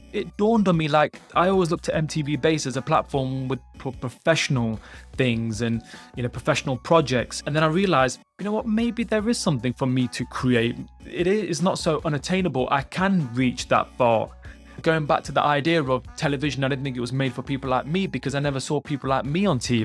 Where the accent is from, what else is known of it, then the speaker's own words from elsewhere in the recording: United Kingdom; I'm British Punjabi, British Indian, Sikh